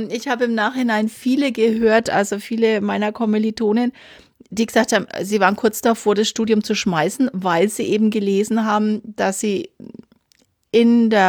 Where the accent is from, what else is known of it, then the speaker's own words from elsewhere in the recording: Nuremberg, Bavaria, Germany; ich bin äh, aus Franken.